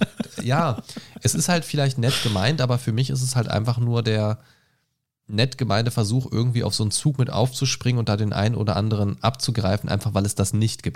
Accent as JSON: {"language": "German", "town": "Göttingen", "region": "Lower Saxony", "country": "Germany", "tie": "born or raised there", "moved": "yes", "said": "Aus meiner alten Heimat Göttingen"}